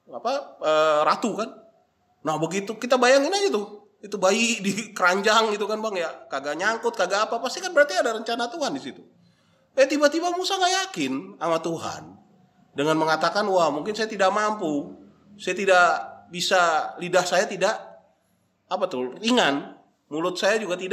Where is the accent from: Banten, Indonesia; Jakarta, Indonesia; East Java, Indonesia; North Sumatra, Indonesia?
North Sumatra, Indonesia; Kalau saya orang Batak nih bang, namanya mangkoli mudar.